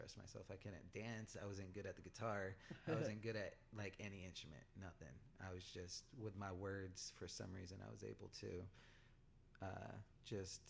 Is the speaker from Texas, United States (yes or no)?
no; Pomona, California, United States; also born or lived in Glendora; I grew up in Pomona